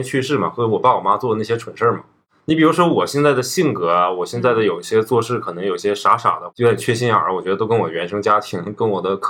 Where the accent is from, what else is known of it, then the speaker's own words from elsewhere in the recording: Northeast China, China; accent: Northeastern Mandarin; 因为我们东北话说，就小嘴儿巴巴的，就一每一天都滔滔不绝的说话。